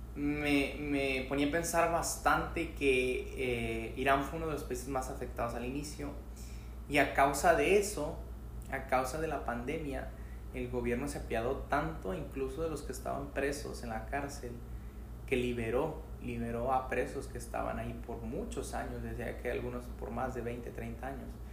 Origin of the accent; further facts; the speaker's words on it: Mexico; Soy mexicano y es como... Yo nací, crecí en México, hasta lo que yo sé